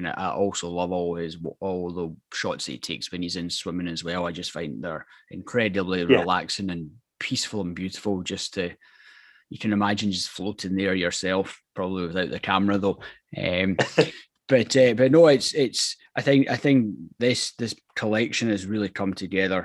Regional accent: Scotland, United Kingdom; as a Scotsman

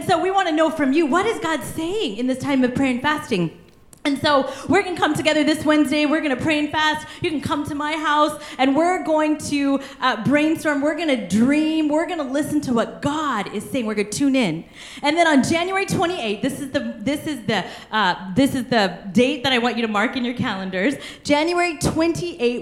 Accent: Kansas, United States; I'm from Kansas. We love our beef, okay?

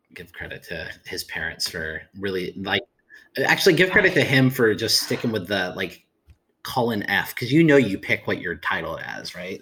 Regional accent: Ukiah, California, United States; growing up in Ukiah.

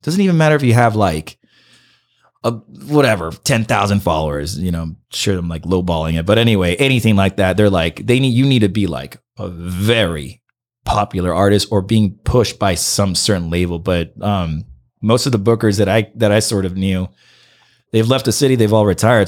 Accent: Santa Ana, California, United States; English is a second language; moved away as an adult; also born or lived in Miami; now in Los Angeles, United States; I grew up in Santa Ana

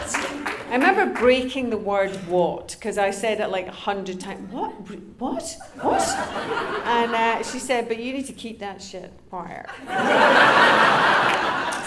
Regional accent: Glasgow, Scotland, United Kingdom; moved away; also born or lived in Los Angeles; we're both from Glasgow

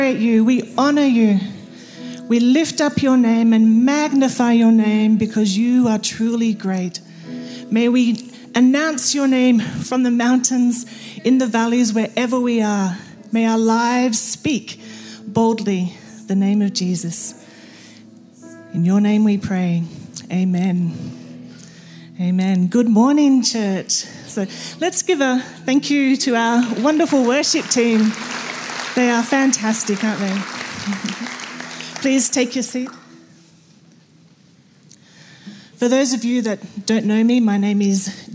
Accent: Australia; I'm Australian

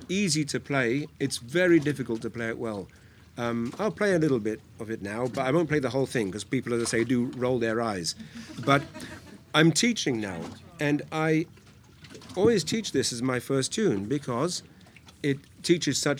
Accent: United Kingdom; now in Hong Kong; I grew up in near London

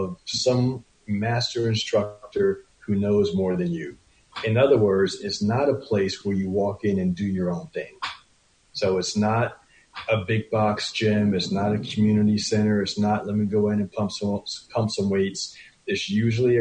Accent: Westchester County, New York, United States; now in New York City, United States; I am born and raised, grew up in Westchester County. I've lived in the city now for 23 years

